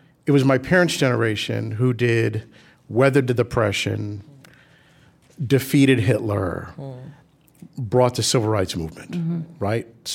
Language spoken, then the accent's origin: English; New York City, New York, United States; We grew up in the South Bronx